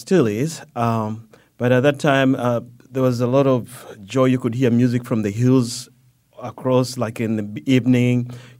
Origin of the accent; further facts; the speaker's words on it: Uganda; it goes back to growing up in Uganda where we lived right next to a big forest. My grandfather had a house right next to a big forest